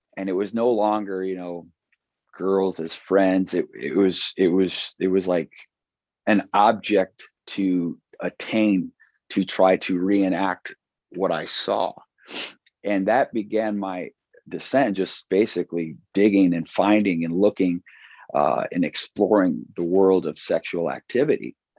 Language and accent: English; Chicago, Illinois, United States; moved away as an adult; now in Watertown, United States; I'm from South Side Chicago in the suburbs